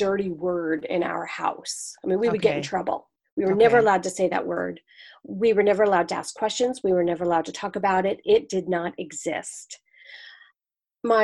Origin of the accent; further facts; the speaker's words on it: United States; now in Manhattan, Kansas, United States; I'm originally from the New York, New Jersey area, but I live in Manhattan, Kansas now